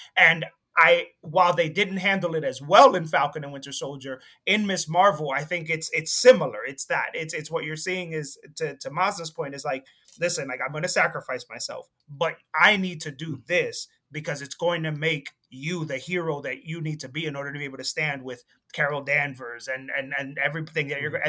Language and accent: English; Dominican Republic; moved away; also born or lived in Jersey City; I'm from the Dominican Republic